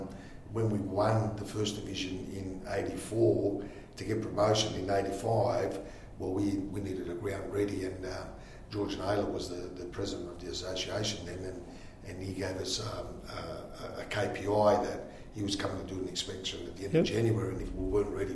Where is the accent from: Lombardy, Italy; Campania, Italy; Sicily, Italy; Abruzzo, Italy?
Abruzzo, Italy; Collelongo; born there; So Angelo was born in the same town I was born in Italy, in Collilongo.